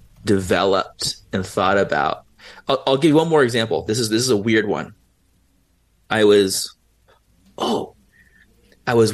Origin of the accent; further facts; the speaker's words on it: San Diego, California, United States; I was 16 and I'm from San Diego